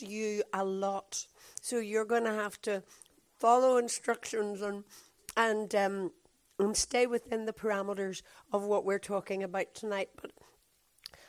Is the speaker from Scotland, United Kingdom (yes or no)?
no; Belfast, Northern Ireland, United Kingdom; from Belfast